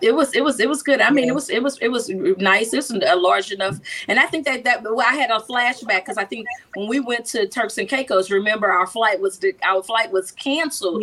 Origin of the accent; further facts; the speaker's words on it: Texas, United States; I'm from Texas